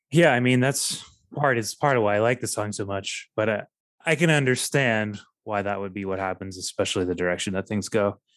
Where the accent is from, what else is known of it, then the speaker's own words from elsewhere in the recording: Texas, United States; growing up in Texas